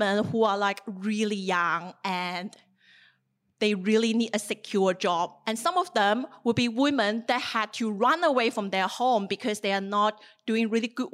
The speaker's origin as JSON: {"language": "English", "region": "southern China", "country": "China", "tie": "born or raised there", "moved": "as an adult", "lives_now": "Australia", "said": "the little town of my hometown in southern China"}